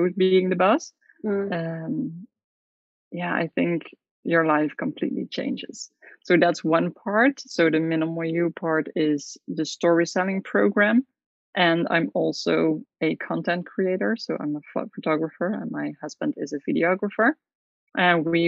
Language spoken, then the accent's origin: English; south of the Netherlands, Netherlands; moved away as an adult; now in Curaçao